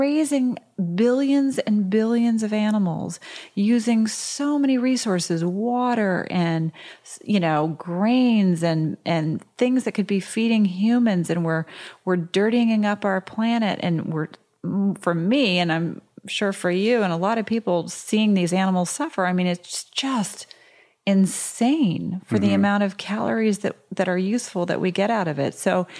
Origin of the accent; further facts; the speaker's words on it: Georgia, United States; My friends who I grew up with in Georgia, if I tried to bring them to, you know, a super healthy place where it was all raw vegan, and they would hate it.